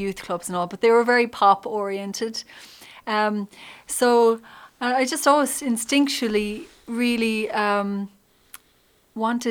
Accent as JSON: {"language": "English", "town": "Sixmilebridge", "region": "County Clare", "country": "Ireland", "tie": "born or raised there", "said": "I'm from County Clare. I grew up there. In 6 Mile Bridge"}